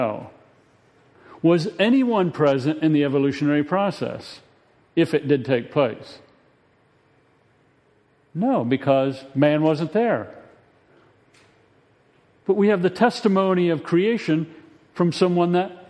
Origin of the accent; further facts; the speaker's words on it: United States; we, as American citizens